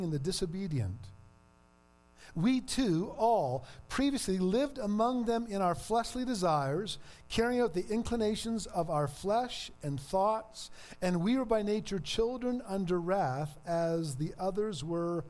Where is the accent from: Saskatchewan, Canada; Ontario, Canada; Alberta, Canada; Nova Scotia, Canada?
Ontario, Canada; moved away; I'm from Ontario.